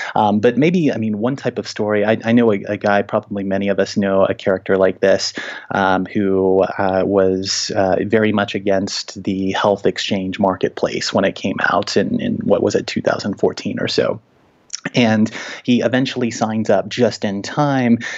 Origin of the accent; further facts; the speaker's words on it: Little Rock, Arkansas, United States; now in Denver, United States; I grew up in Little Rock, Arkansas, in very Christianized Republican territory